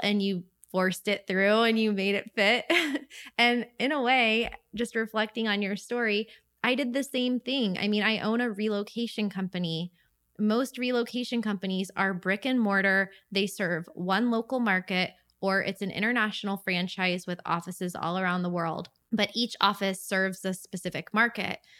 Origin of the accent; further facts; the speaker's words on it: St. Augustine, Florida, United States; my hometown of Saint Augustine